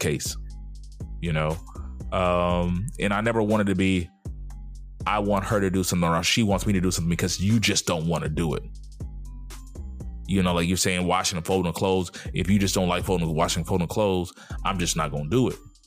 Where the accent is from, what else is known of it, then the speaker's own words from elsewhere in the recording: the South, United States; my 40 years growing up in the South